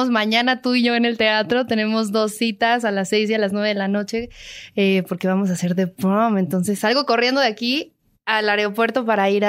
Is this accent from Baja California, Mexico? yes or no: no; Mérida, Yucatán, Mexico; born there; Así es, nací en Mérida, Yucatán, eh, un 24 de junio de 1995.